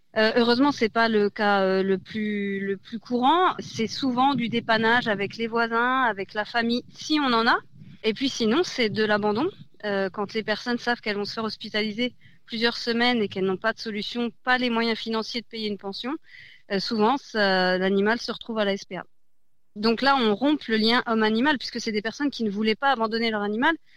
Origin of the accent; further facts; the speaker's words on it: Besançon, Bourgogne-Franche-Comté, France; moved away as an adult; also born or lived in Strasbourg; je suis originaire de Besançon. J'étais partie pendant dix ans à Strasbourg